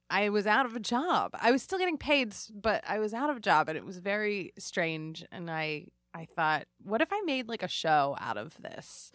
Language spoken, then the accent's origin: English; Lower Merion, Pennsylvania, United States; I'm from Marion